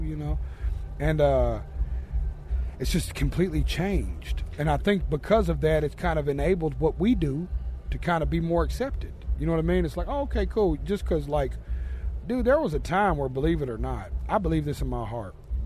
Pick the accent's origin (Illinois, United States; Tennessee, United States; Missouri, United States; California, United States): Tennessee, United States; I'm a Southern boy. I'm from Tennessee.